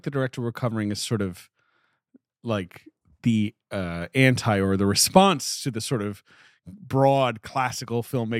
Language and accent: English; United Kingdom; accent: not English-sounding; No, but I did grow up in Britain. And not only did I grow up in Britain, I grew up in Britain when this man was making movies and changing British culture.